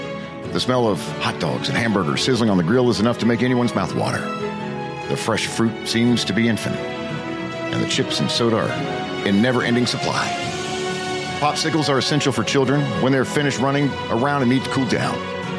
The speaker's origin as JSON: {"language": "English", "town": "Hickory", "region": "North Carolina", "country": "United States", "tie": "born or raised there", "said": "I was born and raised in Hickory, North Carolina, and, you know, I've got NASCAR in my blood, runs in my veins."}